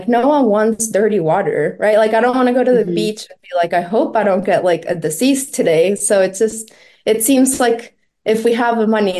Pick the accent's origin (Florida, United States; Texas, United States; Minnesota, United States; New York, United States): Florida, United States; I grew up in Florida, and I follow the news there a lot.